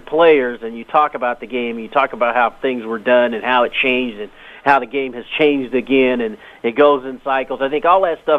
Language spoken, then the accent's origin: English; Los Angeles, California, United States; a young black kid growing up in Los Angeles